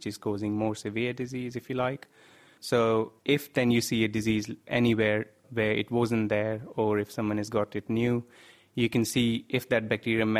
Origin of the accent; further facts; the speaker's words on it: North India, India; moved away as an adult; now in Cambridge, United Kingdom; although I come from North India, I've heard about cholera a lot since I was a child, and I've in fact seen a cholera outbreak in my region